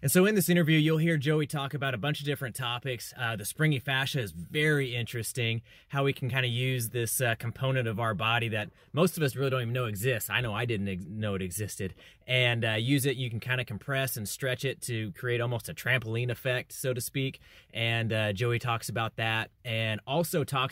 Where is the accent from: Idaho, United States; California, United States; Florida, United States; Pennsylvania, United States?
California, United States; Chowchilla; now in Fort Worth, United States; I'm in Fort Worth, Texas now, but I grew up in the Fresno area, Chowchilla to be specific